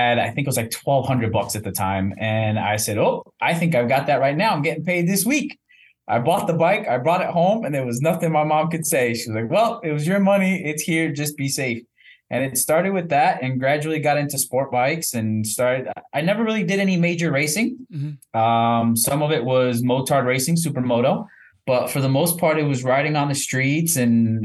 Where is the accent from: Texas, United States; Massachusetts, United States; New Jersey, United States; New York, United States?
New Jersey, United States; Elizabeth; I was born and raised in Elizabeth, New Jersey